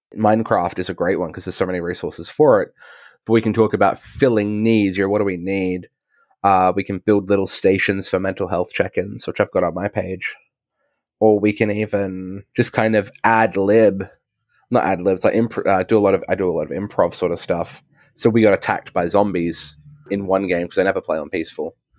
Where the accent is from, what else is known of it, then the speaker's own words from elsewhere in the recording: Australia; I'm, I'm an Australian